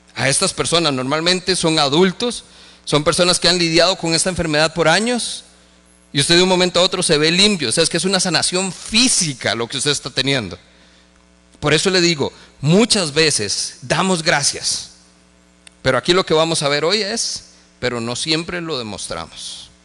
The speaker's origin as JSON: {"language": "Spanish", "country": "Costa Rica", "said": "como ticos"}